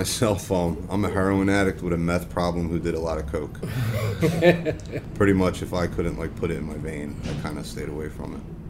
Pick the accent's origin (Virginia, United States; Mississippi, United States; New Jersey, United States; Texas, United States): New Jersey, United States; Gloucester County; I'm from Gloucester County.